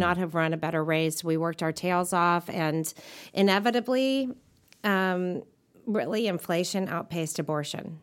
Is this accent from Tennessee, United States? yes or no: yes; Nashville, Tennessee, United States; I grew up in Nashville